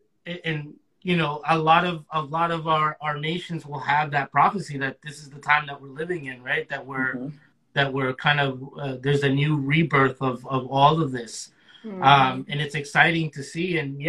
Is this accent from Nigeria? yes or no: no; Guatemala City, Guatemala Department, Guatemala; Yeah, I was born in the capital. You know, I was born in Getaleo.